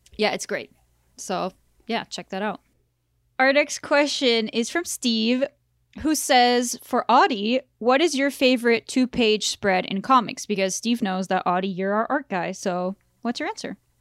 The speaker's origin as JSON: {"language": "English", "country": "France", "tie": "born or raised there", "moved": "yes", "said": "I grew up in France"}